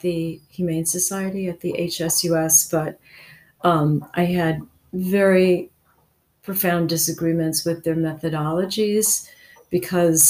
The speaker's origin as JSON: {"language": "English", "town": "Cleveland", "region": "Ohio", "country": "United States", "tie": "born or raised there", "also_born_or_lived": "Nova Scotia / New York City", "moved": "as an adult", "said": "I was born in Cleveland in 1953, and I went to the Cleveland Institute"}